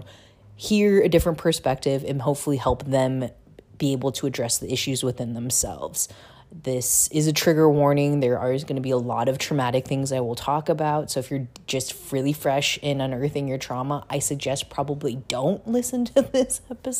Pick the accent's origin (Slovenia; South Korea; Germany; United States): South Korea; Busan; born there; long story short, was I was born in Busan, South Korea.